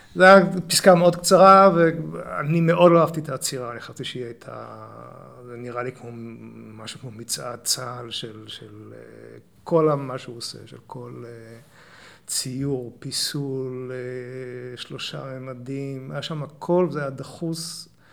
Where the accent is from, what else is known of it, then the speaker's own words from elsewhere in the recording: Ramat Gan, Tel Aviv District, Israel; moved away as an adult; also born or lived in London; now in Neve Monosson, Israel; במקור נולדתי ברמת גן. אוקיי. אבל, אה, אבל שם גדלתי עד הצבא